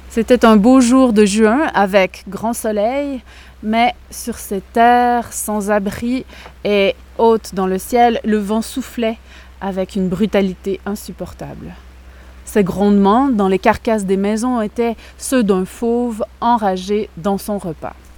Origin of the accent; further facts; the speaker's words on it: Quebec, Canada; je suis canadienne, je suis québécoise